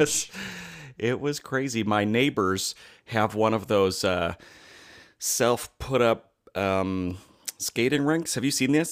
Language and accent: English; United States